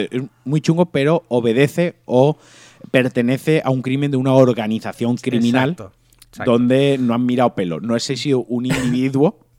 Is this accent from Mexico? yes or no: no; Spain; Entonces se creen que somos sudamericanos y cuando les decimos, ahora es que soy de España, ya cambian y ya te tratan mejor.